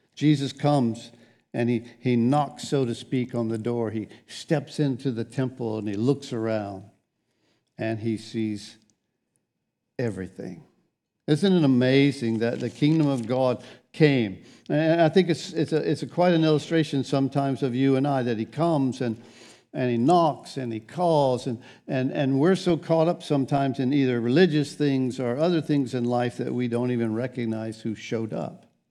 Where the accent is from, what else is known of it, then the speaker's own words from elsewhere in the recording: United States; I'm an American.